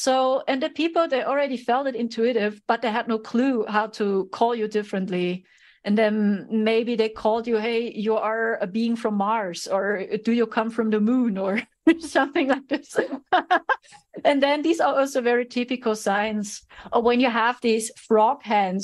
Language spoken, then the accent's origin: English; Germany; I'm a starseed from Germany